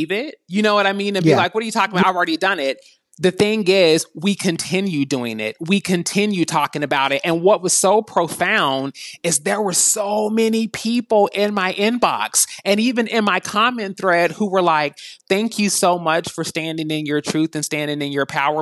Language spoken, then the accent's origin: English; Kentucky, United States; moved away as an adult; also born or lived in Los Angeles; I'm from Six Flags over Mitch McConnell, born and raised in Kentucky